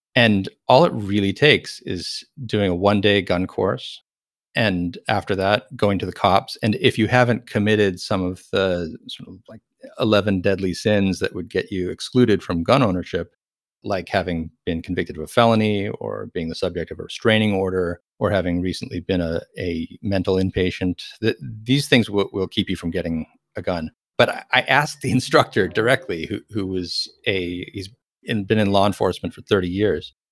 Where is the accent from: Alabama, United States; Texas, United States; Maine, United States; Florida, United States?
Texas, United States; moved away; also born or lived in California; I'm a Texan.